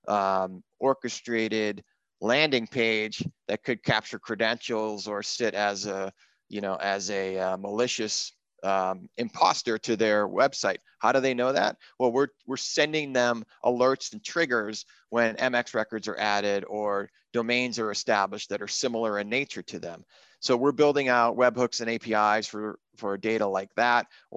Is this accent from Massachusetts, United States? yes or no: yes; South Shore, Massachusetts, United States; I grew up in Massachusetts, and in the South Shore there